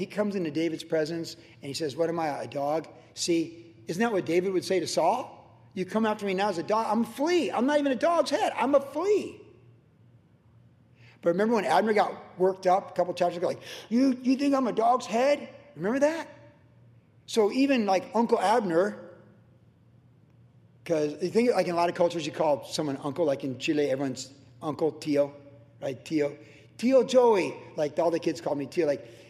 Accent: Guam; also born or lived in Cleveland; Growing up in Guam, first, the Christmas almost bit my tongue off in Guam. I was 4 and 5. Kindergarten in Cleveland, I remember it really well.

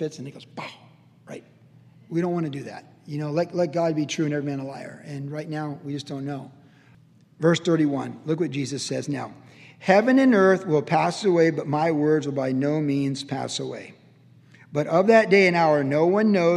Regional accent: Cleveland, Ohio, United States; I was born in Cleveland, Ohio

